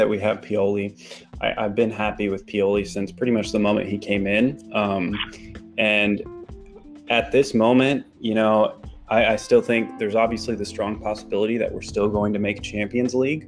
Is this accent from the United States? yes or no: yes; United States; I, as an American